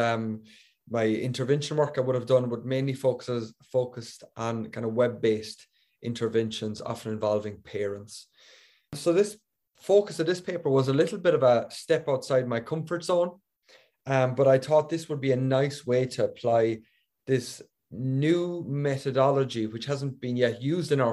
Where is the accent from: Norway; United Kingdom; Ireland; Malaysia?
Ireland; moved away; also born or lived in Belgium / Virginia, United States / Delaware, United States; I am originally from Ireland, but most of my education was abroad